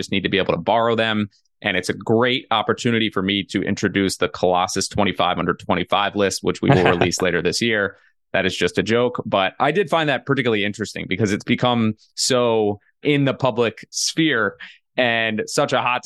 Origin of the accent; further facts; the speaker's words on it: United States; I'm just going to start out as the American over here